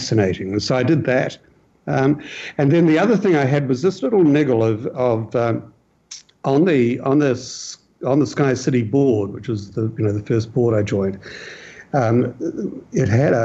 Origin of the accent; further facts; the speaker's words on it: New Zealand; I as a New Zealander, as a Kiwi